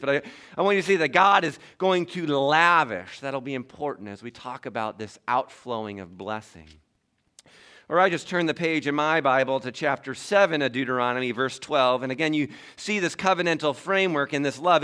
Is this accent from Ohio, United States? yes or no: yes; Toledo, Ohio, United States; I grew up in Toledo, Ohio